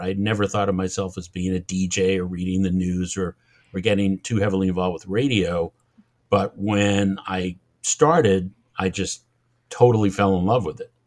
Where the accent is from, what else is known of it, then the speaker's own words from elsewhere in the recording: Massachusetts, United States; accent: Massachusetts; moved away as an adult; also born or lived in Long Island, New York; I'm from Massachusetts